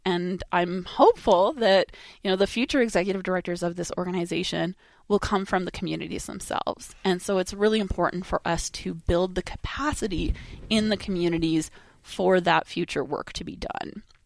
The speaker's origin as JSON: {"language": "English", "town": "Dawson Creek", "region": "British Columbia", "country": "Canada", "tie": "born or raised there", "said": "I was born and raised in Dawson Creek"}